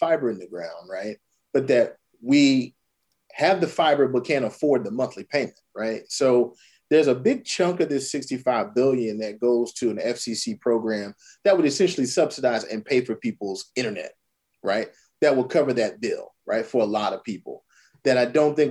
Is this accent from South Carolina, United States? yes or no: yes; Orangeburg, South Carolina, United States; I'm from Orangeburg, South Carolina. My family's from Calhoun County, South Carolina, and Hampton County, South Carolina.